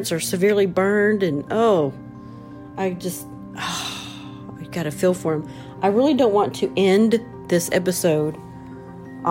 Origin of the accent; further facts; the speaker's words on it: Southern Ohio, United States; moved away as an adult; now in Huntsville, United States; I grew up in Southern Ohio. And as an adult, I moved to Alabama